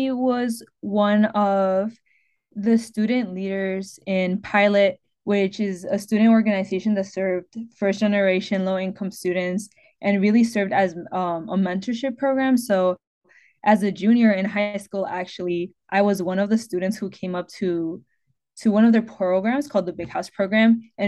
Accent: Detroit, Michigan, United States; I'm from Detroit, grew up in Detroit in a predominantly Latinx community. I was raised by my mother and my grandmother alongside my sister.

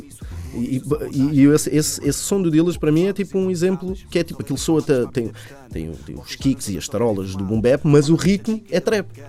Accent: Linha da Azambuja, Lisbon, Portugal; é do bairro de onde eu sou, fica na, fica na linha da Zambuja

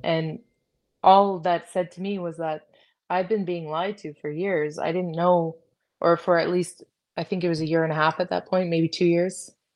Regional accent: Canada; I'm proud to be Canadian

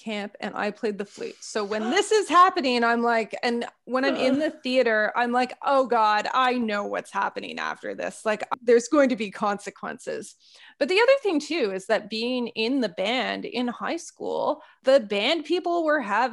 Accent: Northern Ontario, Canada; growing up in Northern Ontario

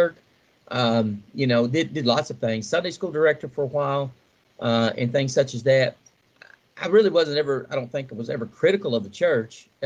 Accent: Nelson Creek, Kentucky, United States; I grew up in a wonderful little community called Nelson Creek, just outside of Central City, between Central City and Beaver Dam, Kentucky, in Muhlenberg County

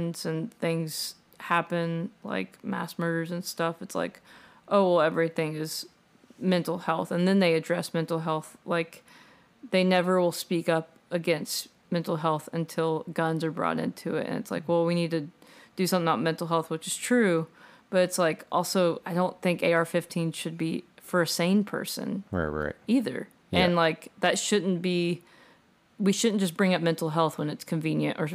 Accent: southeast Texas, United States; moved away; I'm a small town. It's like southeast

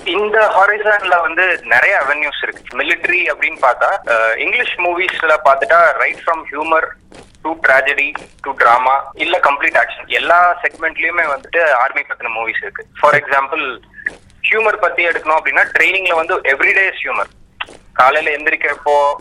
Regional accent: Erode, Tamil Nadu, India; now in Tiruchirappalli, India; ஈரோட்ல பிறந்தேன் என்னோட ஸ்கூலிங் ஃபுல்லாவே தமிழ்நாட்டில் தான் இருந்துச்சுங்க

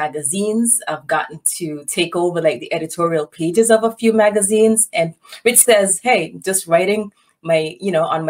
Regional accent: St. Kitts & Nevis; moved away as an adult; now in St. Louis, United States; I was born and raised in St. Kitts

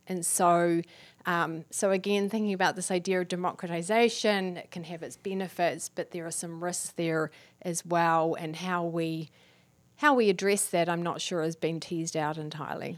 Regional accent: New Zealand; I'm from New Zealand.

